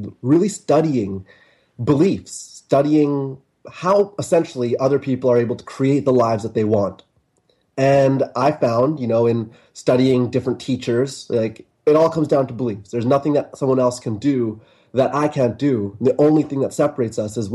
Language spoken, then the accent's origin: English; Vancouver, British Columbia, Canada; moved away as an adult; I left my hometown of Canada and Vancouver, Canada